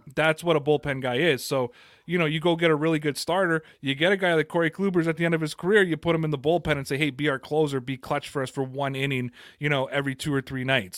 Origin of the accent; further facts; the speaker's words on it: Toronto, Ontario, Canada; I'm from Toronto